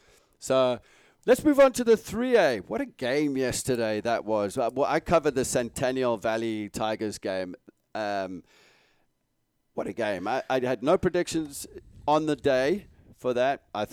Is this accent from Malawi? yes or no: yes; Malawi; English is a second language; You don't want to know mine growing up in Malawi.